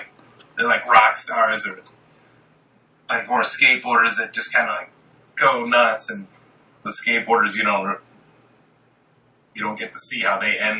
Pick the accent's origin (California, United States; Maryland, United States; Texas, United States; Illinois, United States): Maryland, United States; Maryland. My dad was in the army, so we traveled around a lot, and then my mom's family all immigrated to like Staten Island when I was a kid, so we'd move around a bunch